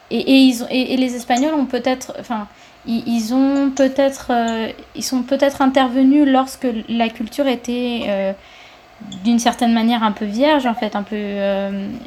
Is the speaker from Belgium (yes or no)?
no; France; Il faut, en fait, en tant que Français, on va à Cuba, on se dit ah la chaleur, c'est génial